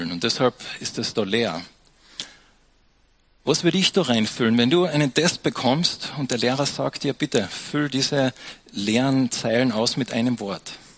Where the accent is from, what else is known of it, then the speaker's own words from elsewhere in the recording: Austria; Und dann später probierst du noch ein bisschen Almdudler, weil wir sind ja Österreicher, gell?